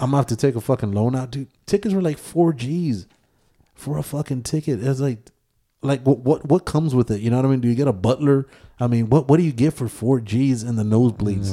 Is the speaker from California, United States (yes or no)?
no; Texas, United States; I am from Texas